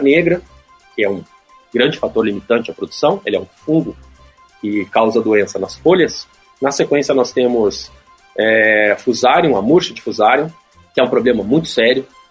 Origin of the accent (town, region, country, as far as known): Brazil